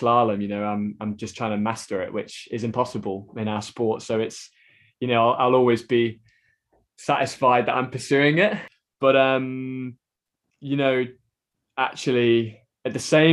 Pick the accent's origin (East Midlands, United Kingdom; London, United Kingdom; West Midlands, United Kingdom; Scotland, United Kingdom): West Midlands, United Kingdom; Stone; I grew up paddling on the River Trent in Stone